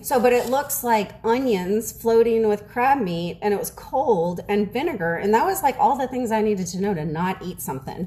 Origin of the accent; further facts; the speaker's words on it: New Orleans, Louisiana, United States; also born or lived in Mobile, Alabama; now in Texas, United States; I'm from New Orleans